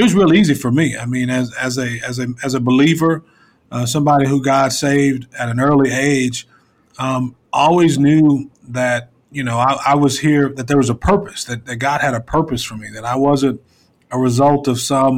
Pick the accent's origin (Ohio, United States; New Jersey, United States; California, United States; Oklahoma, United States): Oklahoma, United States; Lawton; I grew up there in Lawton